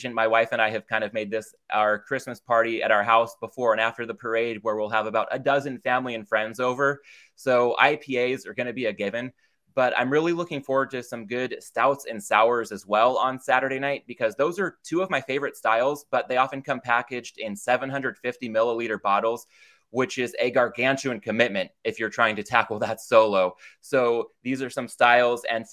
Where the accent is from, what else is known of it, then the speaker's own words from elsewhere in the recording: California, United States; my home state of California